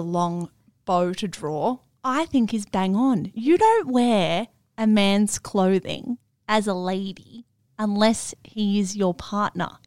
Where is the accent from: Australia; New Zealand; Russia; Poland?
Australia; Melbourne, Victoria; accent: Melbourne; my Melbourne accent